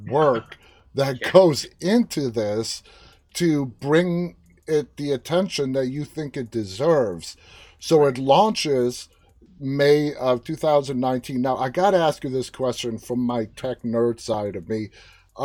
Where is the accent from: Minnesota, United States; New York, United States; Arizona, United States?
New York, United States; New York City; I grew up in New York City